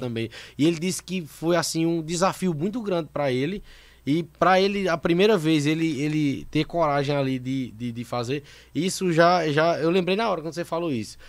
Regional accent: Sumé, Paraíba, Brazil; also born or lived in Monteiro, Paraíba; Sou do Sumé

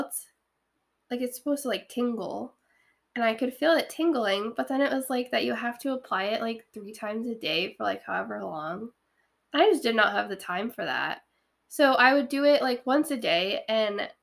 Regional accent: New Hampshire, United States; also born or lived in Phoenix, Arizona; now in Ohio, United States; I'm originally from New Hampshire, so it's humid, like Ohio

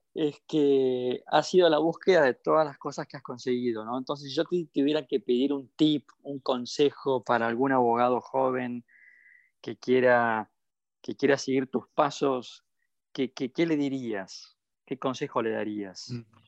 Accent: Argentina; lo que somos los argentinos

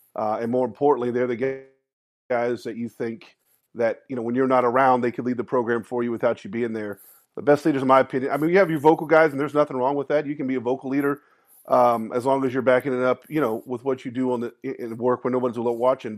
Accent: Austin, Texas, United States; growing up in Austin

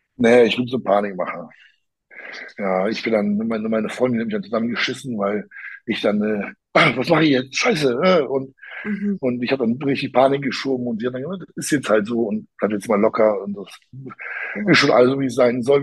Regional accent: Poland; dass ich auch Pole bin oder Polnisch sprechen kann

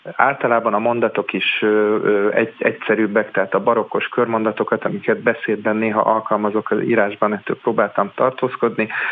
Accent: Budapest, Hungary; budapesti vagyok

